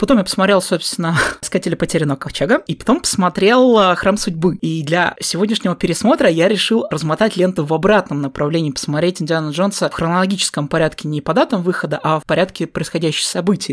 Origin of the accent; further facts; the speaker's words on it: Southern Urals, Russia; у нас находится рядом Аркаим